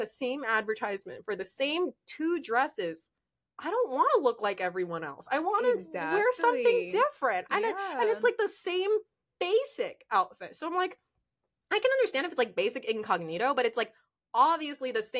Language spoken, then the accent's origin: English; Orlando, Florida, United States; now in Miami, United States; I grew up in Orlando, I had my nonprofit there